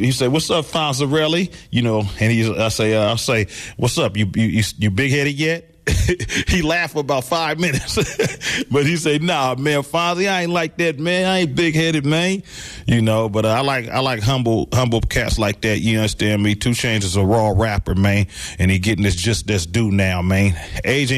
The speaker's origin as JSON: {"language": "English", "town": "Vallejo", "region": "California", "country": "United States", "said": "my city, Vallejo, California"}